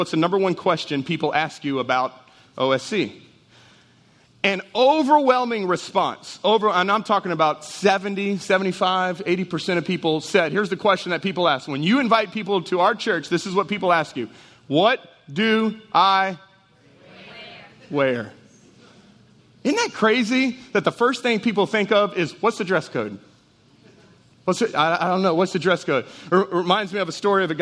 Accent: Jennings, Louisiana, United States; I'm from Jennings

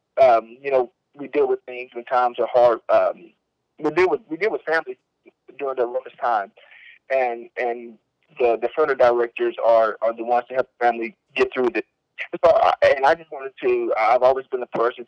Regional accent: Carson County, Texas, United States; I was born in Carson County, Texas, January 4th, 2001

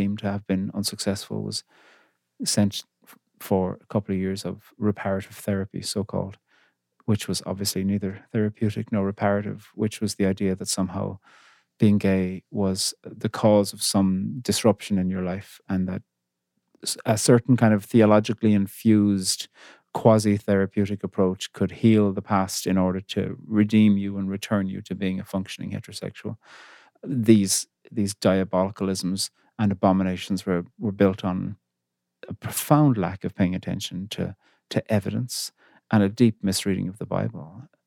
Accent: Cork, Munster, Ireland; moved away as an adult; now in Belfast, United Kingdom; I'm from Cork on the very south coast of Ireland

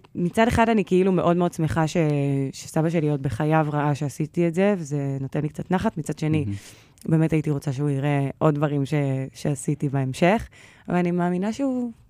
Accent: Holon, Tel Aviv District, Israel; אני מחולון

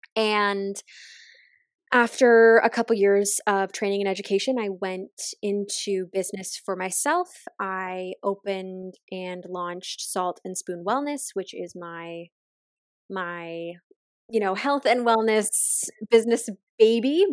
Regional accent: just outside of Halifax, Nova Scotia, Canada; moved away; I am from the East Coast originally. I grew up just outside of Halifax

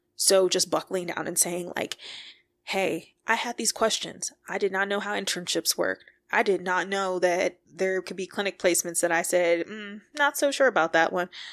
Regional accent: Detroit, Michigan, United States; moved away as an adult; also born or lived in Boulder, Colorado; I am from Detroit, Michigan

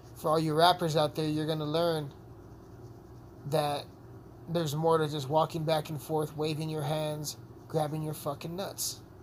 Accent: Southern Colorado, United States; I'm a rapper from Southern Colorado, small town Colorado

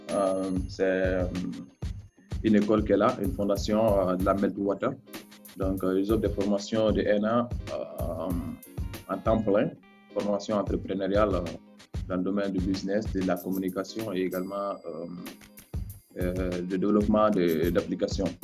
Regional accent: Mali; moved away as an adult; also born or lived in Kayes / Gao / Mopti / Bamako; now in Accra, Ghana; je suis du Mali, né à, à Kaï. le papa et la maman viennent de Ségou. Euh, j'ai grandi euh, un peu partout au Mali, euh, des Kay à Gao, des Gao à Mopti.

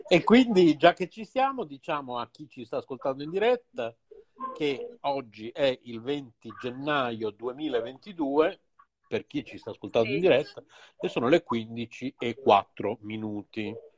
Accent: Bologna, Emilia-Romagna, Italy; io sono nato a Bologna

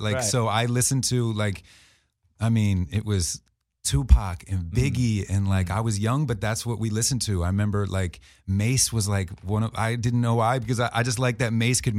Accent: New Jersey, United States; I'm from South Jersey outside of Philly

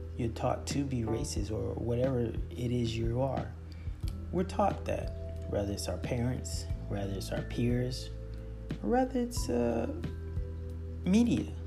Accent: South Florida, United States; I'm from South Florida

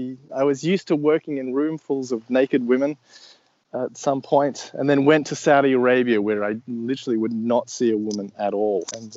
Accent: Australia; So I'm Australian, if you hadn't already picked it up, though my accent's fairly not too Australian, and I can speak Australian for you if you want.

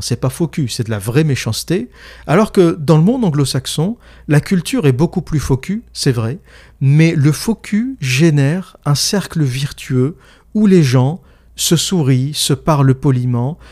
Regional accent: France; I'm French, je suis français.

